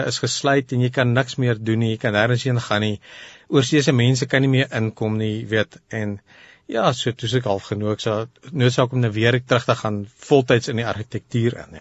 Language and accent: Afrikaans; Pretoria, Gauteng, South Africa; hier in Pretoria gebore en getoe